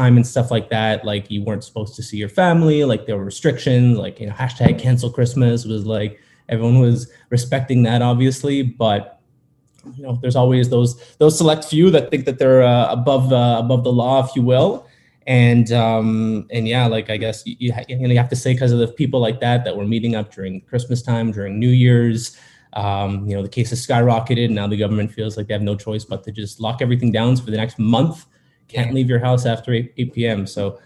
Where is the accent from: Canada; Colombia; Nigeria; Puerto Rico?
Canada; Montreal, Quebec; I'm from Montreal, Quebec, up in Canada